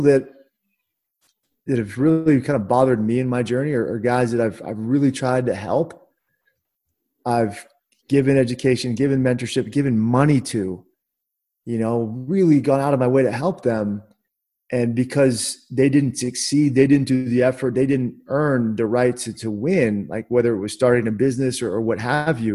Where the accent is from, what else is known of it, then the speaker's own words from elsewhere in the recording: Washington, District of Columbia, United States; I'm from Washington, D.C.